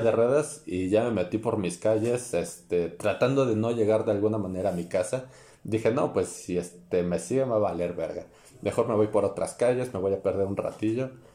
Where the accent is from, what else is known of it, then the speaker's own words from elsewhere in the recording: State of Mexico, Mexico; somos del Estado de México